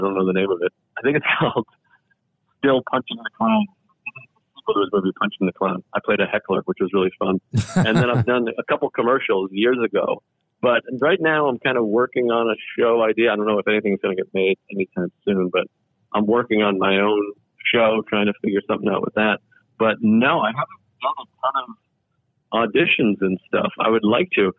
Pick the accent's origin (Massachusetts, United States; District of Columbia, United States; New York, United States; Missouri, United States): Massachusetts, United States; I grew up in Mass, Massachusetts